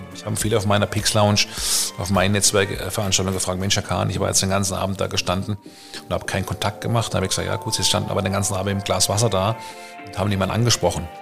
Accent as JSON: {"language": "German", "town": "Karlsruhe", "region": "Baden-Württemberg", "country": "Germany", "tie": "born or raised there", "said": "aus meiner Heimatstadt Karlsruhe"}